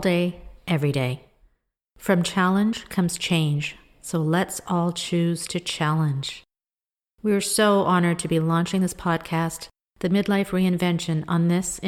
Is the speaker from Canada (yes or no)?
yes; Canada; also born or lived in Kenya; I'm an Indian woman. I'm born in Kenya, and I was raised in Canada